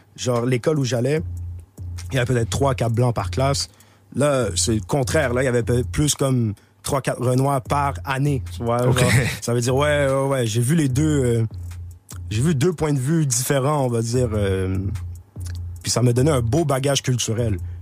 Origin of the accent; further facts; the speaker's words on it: Montreal, Quebec, Canada; j'ai grandi là, j'ai grandi avec dans un bain multiculturel.